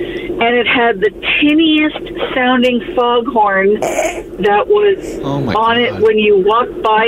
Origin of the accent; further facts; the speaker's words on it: Nova Scotia, Canada; moved away; I'm from Nova Scotia